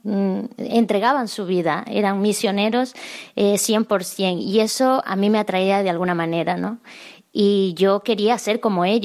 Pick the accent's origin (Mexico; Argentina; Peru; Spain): Peru; San Martín; yo soy de Perú y de un pueblo muy pequeñito, pero mi parroquia eh, pertenece a la prelatura de Moyobamba